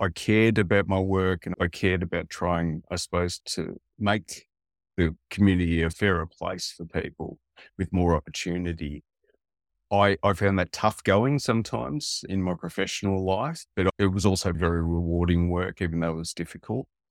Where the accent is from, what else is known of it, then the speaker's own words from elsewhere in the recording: Western Victoria, Australia; also born or lived in Italy; I, growing up in a small town in Australia, in Western Victoria, we were the only Italian family in town